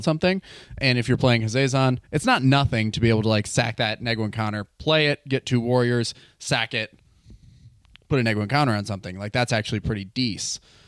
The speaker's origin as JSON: {"language": "English", "region": "Wisconsin", "country": "United States", "moved": "yes", "lives_now": "Seattle, United States", "said": "I'm living in Seattle. I am from Wisconsin"}